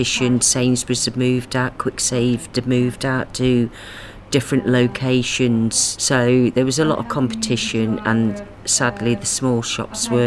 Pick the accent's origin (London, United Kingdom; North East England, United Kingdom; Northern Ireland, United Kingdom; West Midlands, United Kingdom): West Midlands, United Kingdom; Coventry; I was actually born and bred in Bow Green